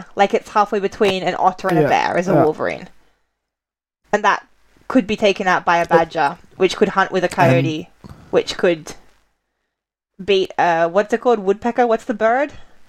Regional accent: Australia; growing up in Australia, we had a lot of kind of British children's books

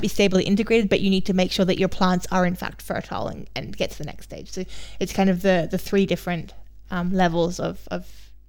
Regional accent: Australia; accent: mixed; now in Germany; I come from Australia, for those of you who don't know. My accent is now very messed up from being too long in Germany

